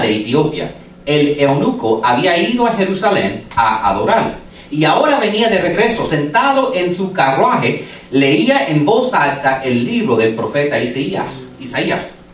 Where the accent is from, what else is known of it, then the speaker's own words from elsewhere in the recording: United States; Spanish is a second language; Yo como nací en este país y como tuve que aprender español, porque yo no hablaba español, yo soy second generation americano